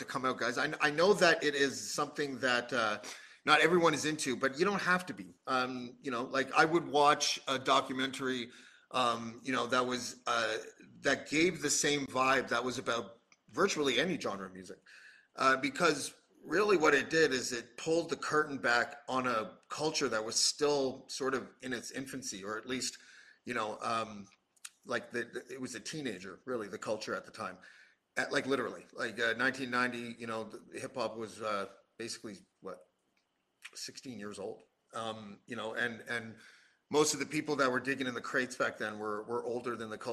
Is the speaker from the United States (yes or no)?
no; Canada; as a Canadian